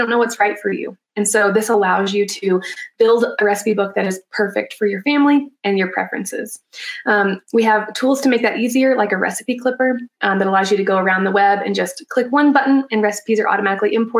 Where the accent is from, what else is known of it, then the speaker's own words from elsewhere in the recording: Alabama, United States; moved away as an adult; now in Colorado, United States; So I'm actually from Alabama originally. And then after college, I moved to Colorado. And that's where I live now